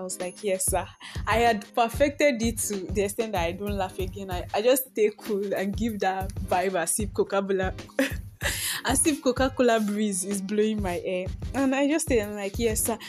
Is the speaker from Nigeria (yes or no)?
yes; Nigeria; also born or lived in Akure, Ondo State; I am a Nigerian girl living in the heart of Akure